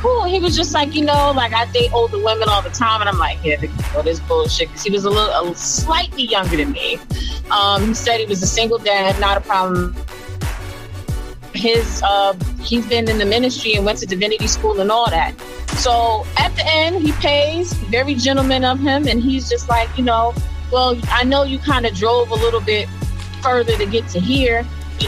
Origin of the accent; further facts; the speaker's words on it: New Jersey, United States; I'm from Jersey